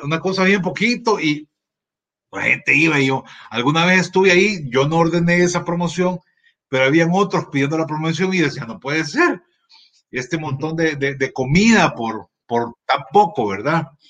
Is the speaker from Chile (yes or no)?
no; El Salvador